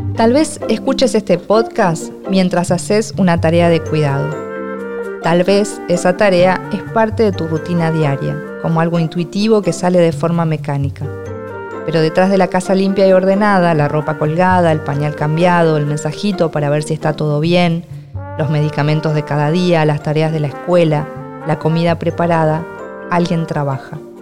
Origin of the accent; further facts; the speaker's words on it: Argentina; soy argentina y escritora.